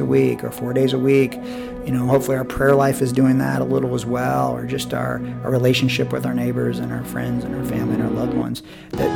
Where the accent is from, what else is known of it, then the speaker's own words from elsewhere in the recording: Iowa, United States; moved away as an adult; also born or lived in Minnesota / Japan; now in Bryan, United States; I'm from Iowa originally, from the Midwest.